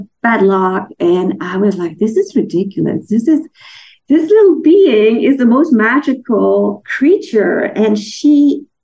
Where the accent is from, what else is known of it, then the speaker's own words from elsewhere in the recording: Denmark; moved away; I'm from Denmark